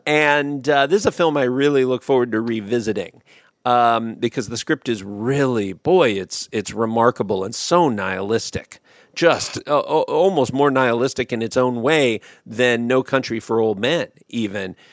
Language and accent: English; United States; my obviously being American